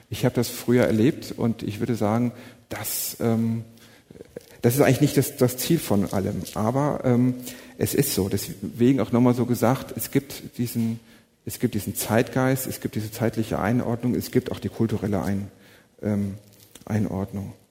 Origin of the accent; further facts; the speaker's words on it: North Rhine-Westphalia, Germany; Ich komme aus dem Siegerland, meine Eltern ähm, sind auch Christen, mein Vater war Pastor